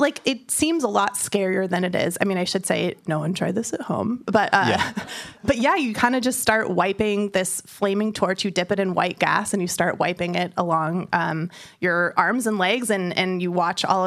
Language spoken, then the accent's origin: English; San Francisco, California, United States; I'm from San Francisco, and in the Bay Area